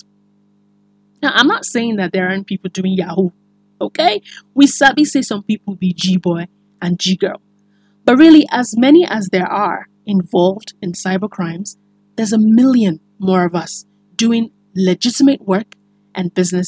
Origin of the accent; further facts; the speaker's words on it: Nigeria; as a Nigerian